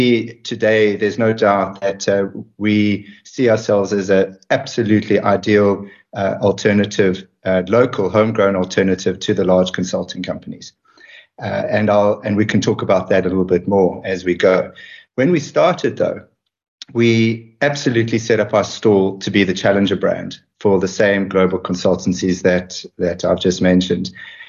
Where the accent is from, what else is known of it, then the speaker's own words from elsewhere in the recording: South Africa; moved away as an adult; as a white person growing up in South Africa